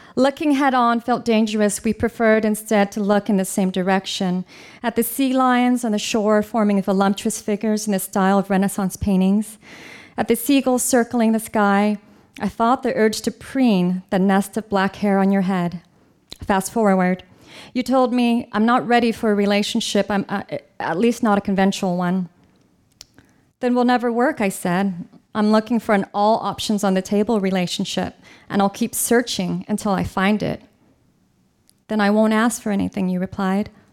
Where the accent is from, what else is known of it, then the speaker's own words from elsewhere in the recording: California, United States; I'm from California